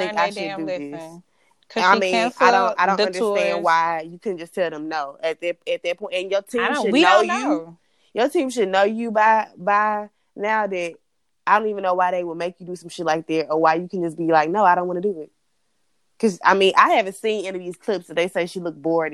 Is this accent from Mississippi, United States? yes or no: yes; Mississippi, United States; I was all the way from Mississippi